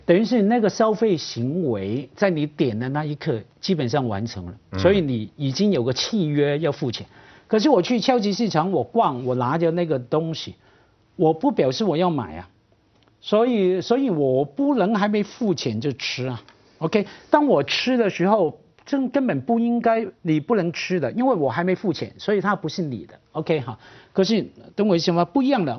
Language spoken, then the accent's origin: Chinese; Hong Kong; accent: Hong Kong; 虽然我普通话一听就是香港的